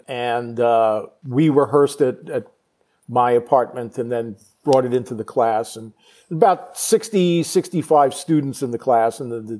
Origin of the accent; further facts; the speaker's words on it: Long Island, New York, United States; I'm from Long Island, New York, right, originally.